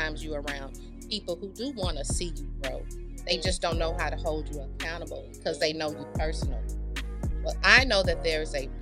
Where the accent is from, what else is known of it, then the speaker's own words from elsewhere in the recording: Houston, Texas, United States; I am originally from Houston